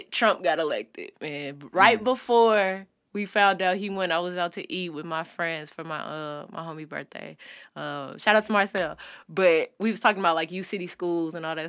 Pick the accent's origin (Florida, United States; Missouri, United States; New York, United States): Missouri, United States; University City; I'm from U City. USA. Yes, U City, USA